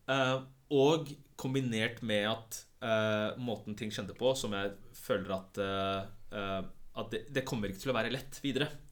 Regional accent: Oslo, Norway; also born or lived in Pakistan; jeg føler jo at jeg er fra Stovner mer enn det er fra liksom andre steder

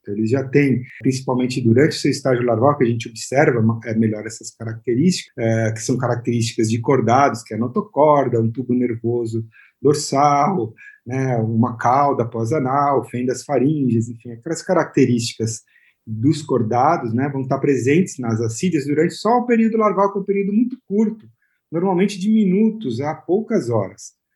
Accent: São Paulo, Brazil; also born or lived in Santos; Eu nasci em Santos, aqui no litoral de São Paulo. E então, desde pequeno eu tenho esse contato aí com, com, o mar e tal. E aí, ainda moleque, eu já morando aqui em São Paulo

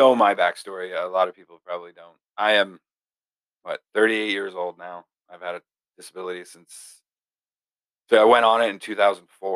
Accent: Castleton, Vermont, United States; my hometown, Castleton, Vermont

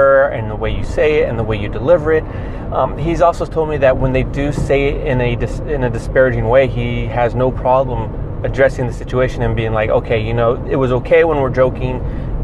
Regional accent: Santa Cruz County, California, United States; I came from Santa Cruz County

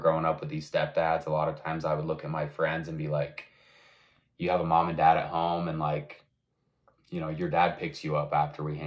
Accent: Rigby, Idaho, United States; now in Utah, United States; I'm from Rigby, Idaho. I've lived most of my life kind of up in this area. I'm in Utah now.

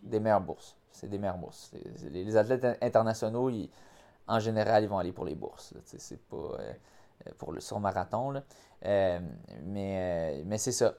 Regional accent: Montreal, Quebec, Canada; ma ville, où est-ce que j'ai grandi, j'ai passé 29 ans de ma vie

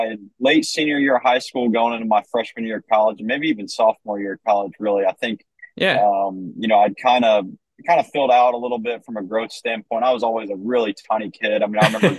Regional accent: Vandalia, Ohio, United States; I'm originally from Vandalia, Ohio. Been there my whole life, same house, born and raised

